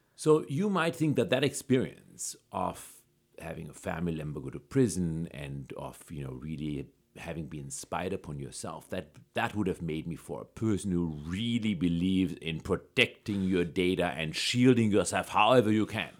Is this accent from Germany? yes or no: yes; Germany; moved away; I grew up in Germany